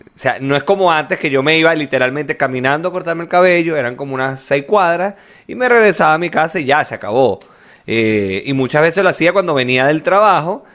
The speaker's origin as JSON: {"language": "Spanish", "country": "Venezuela", "also_born_or_lived": "La Victoria", "moved": "yes", "said": "en Venezuela yo me cortaba el cabello con el mismo carajo toda la vida."}